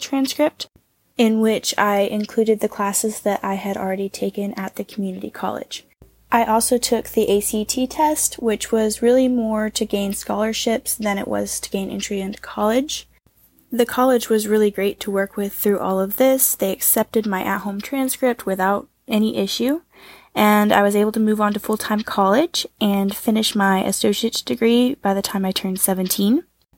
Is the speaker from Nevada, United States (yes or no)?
no; Northwest Arkansas, United States; I'm from the United States, from Northwest Arkansas, and I was homeschooled kindergarten through 12th grade.